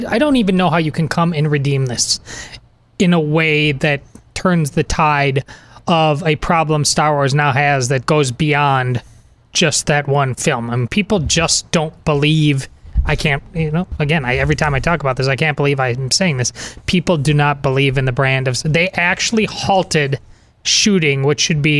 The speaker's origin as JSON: {"language": "English", "region": "Wisconsin", "country": "United States", "said": "I'm from Wisconsin"}